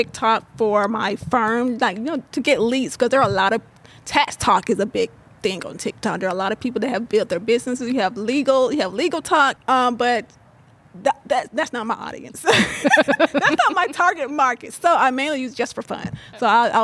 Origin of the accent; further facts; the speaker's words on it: Georgia, United States; I'm from Deep South, Georgia